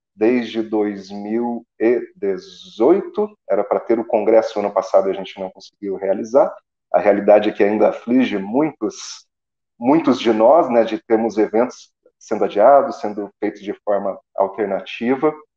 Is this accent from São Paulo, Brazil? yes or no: no; Assis Chateaubriand, Paraná, Brazil; now in Curitiba, Brazil; eu sou paranaense do interior do Paraná, da cidade de Assis Chateaubriand